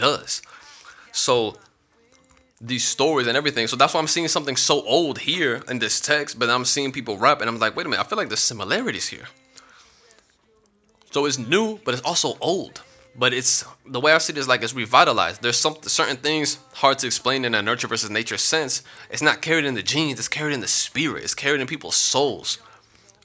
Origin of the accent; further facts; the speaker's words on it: Florida, United States; I'm 9 years old, living in Florida.